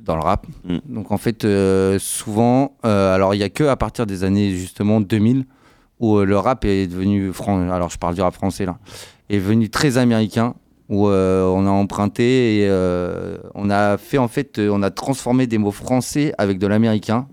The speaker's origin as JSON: {"language": "French", "country": "France", "said": "chez nous en France"}